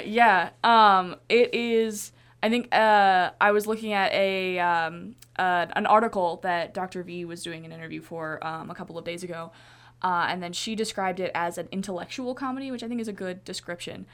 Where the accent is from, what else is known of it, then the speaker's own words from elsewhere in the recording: Colorado, United States; I am from Colorado